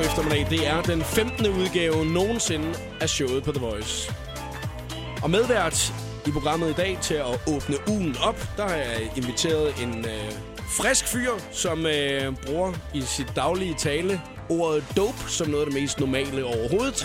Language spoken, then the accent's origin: Danish; Skalkendrup, Southern Denmark, Denmark; der, hvor jeg kommer fra, ikke, altså, øh, ude fra Skalkendrup